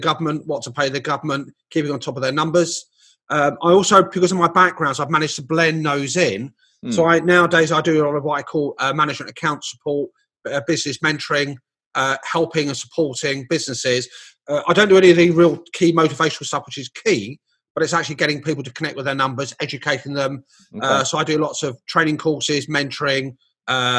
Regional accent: London, United Kingdom; moved away as an adult; I left my hometown of London

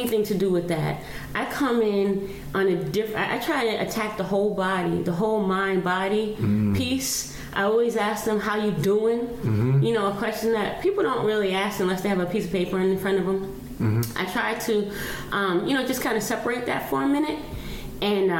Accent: New York City, New York, United States; I'm from the South Bronx. I'm mm-hmm. born and raised in Patterson Projects.

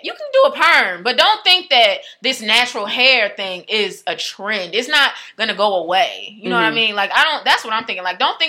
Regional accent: United States; I thought I'm African. Yeah, I'm from America because I was forced here, but I'm African.

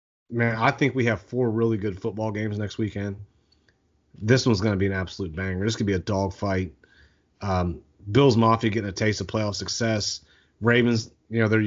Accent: Eastern Ohio, United States; I'm from Eastern Ohio

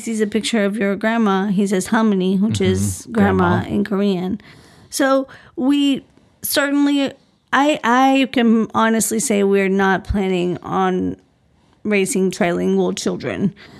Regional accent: Colombia; Yeah. And I am Colombian. I'm from Colombia, born and raised in Colombia.

